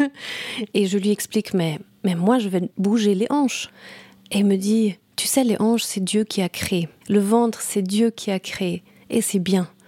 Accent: Saudi Arabia; also born or lived in Brazil; Et je suis née au Brésil et puis après on est allé, en Arabie Saoudite.

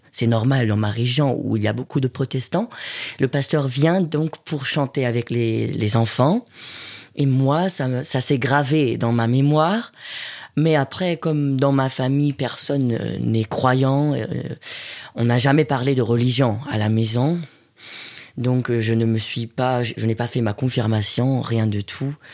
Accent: Hamburg, Germany; French is a second language; moved away as an adult; now in Marseille, France; Je viens de la ville de Hambourg

